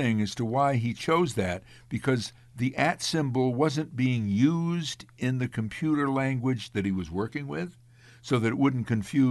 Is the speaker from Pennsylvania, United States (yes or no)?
no; Amsterdam, New York, United States; my hometown of Amsterdam, New York